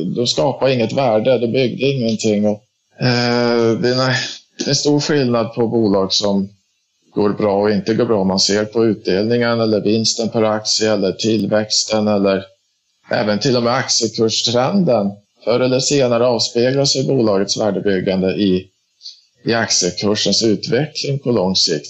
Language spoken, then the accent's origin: Swedish; Dalarna County, Sweden; also born or lived in Stockholm area; now in Stockholm, Sweden; Jag är ursprungligen från Dalarna men Sen 2000 bor jag i, i Stockholmsområdet